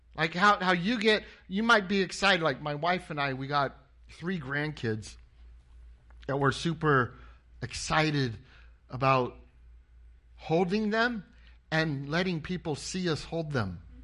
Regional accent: Anaheim, California, United States; moved away as an adult; I grew up in Anaheim, California. I was born, uh, in Anaheim and I went to Anaheim High School

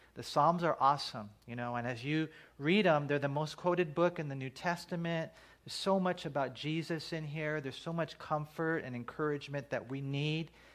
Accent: United States; we're American citizens. Praise God for that. We live in a great country

